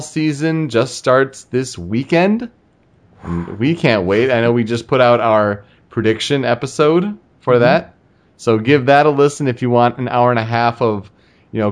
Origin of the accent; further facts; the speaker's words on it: Michigan, United States; living in Michigan, you know, growing up in Michigan